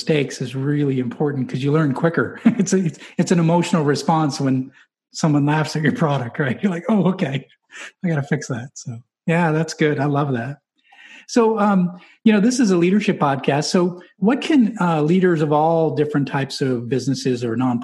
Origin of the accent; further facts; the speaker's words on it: New England, United States; I'm from New England